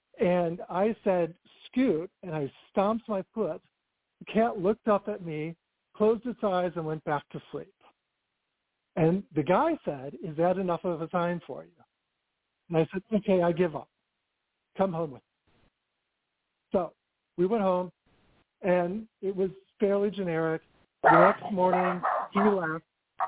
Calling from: Southern California, United States; I'm calling from calling from Southern California.

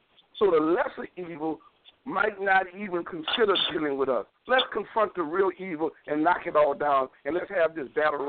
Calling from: New Orleans, Louisiana, United States; Yes, I'm calling from New Orleans.

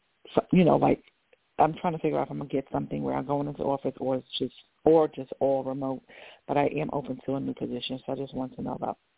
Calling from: Georgia, United States; This is …, and I'm in Georgia.

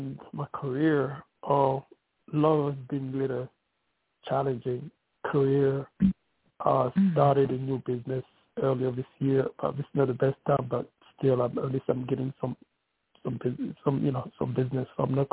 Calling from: New York City, New York, United States; I'm calling from New York City.

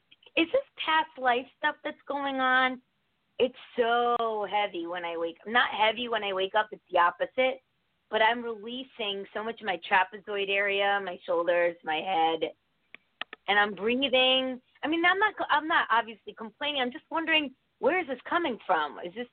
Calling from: Connecticut, United States; I'm in Connecticut.

